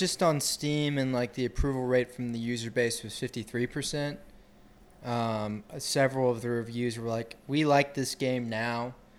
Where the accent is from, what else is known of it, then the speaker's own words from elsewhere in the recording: Athens, Georgia, United States; I'm from Athens, Georgia